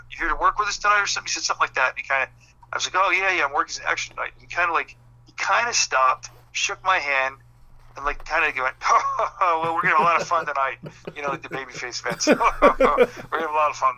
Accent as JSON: {"language": "English", "town": "Philadelphia", "region": "Pennsylvania", "country": "United States", "tie": "born or raised there", "said": "my hometown, like Philly"}